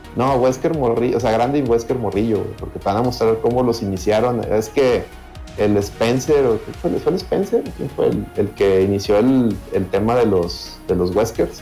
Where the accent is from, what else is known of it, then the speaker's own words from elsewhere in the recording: Mexico; Somos de México, la mayoría de Monterrey